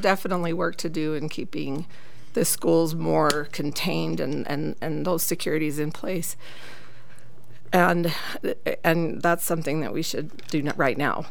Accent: St. George, Utah, United States; now in Cedar City, United States; I am from Southern Utah. I went to high school down in St. George, and I've lived in Cedar City for the past 22 years.

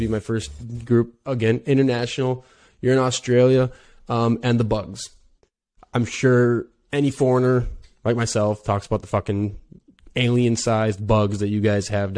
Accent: Wisconsin, United States; I'm from Wisconsin, out in the States, so right above Illinois

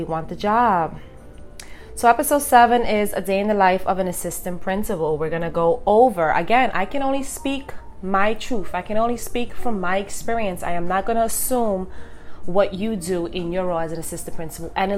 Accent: New York City, New York, United States; I'm from New York City. It's a busy, busy, fast-paced city. We have a lot going on.

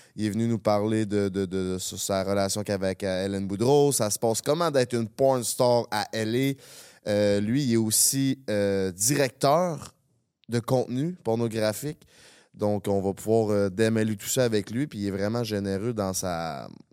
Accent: Quebec City, Quebec, Canada; now in Montreal, Canada; on vient de Québec

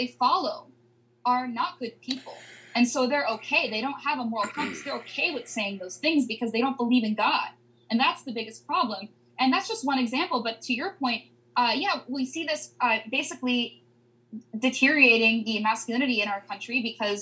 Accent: Pennsylvania, United States; moved away as an adult; now in Washington, D.C., United States; I'm from Pennsylvania, and I go home

